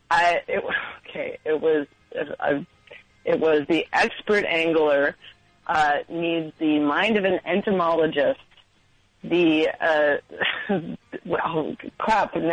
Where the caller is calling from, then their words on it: Queens, New York, United States; Okay, really embarrassingly, I'm actually calling from Queens because I got priced out of Brooklyn already.